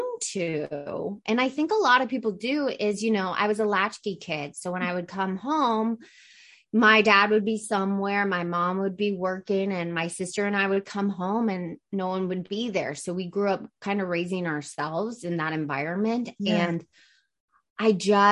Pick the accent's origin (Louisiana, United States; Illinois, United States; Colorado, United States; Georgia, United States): Georgia, United States; Atlanta; I grew up in Atlanta, Georgia, in a family of, you know, they're from New York, but they moved to Atlanta.